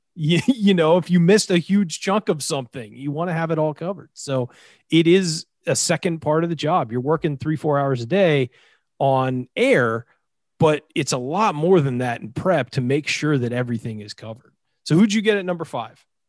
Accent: Southern California, United States; I grew up in Southern California, listening to six ninety, radio

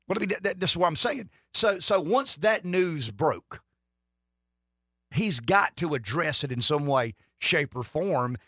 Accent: United States; I'm an American who grew up in the American century

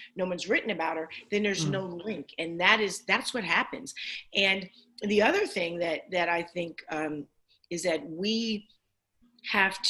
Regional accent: Plainfield, New Jersey, United States; also born or lived in Newark, New Jersey; I was born in Newark, New Jersey, raised in Plainfield

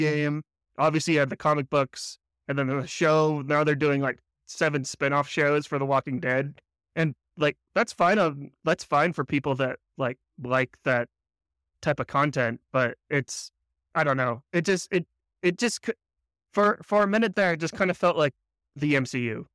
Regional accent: United States; I'm an American

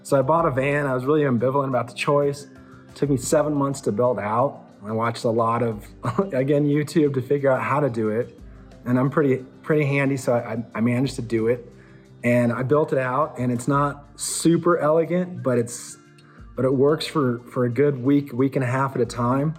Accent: Colorado, United States; I'm from Colorado. I grew up here. Never really got away.

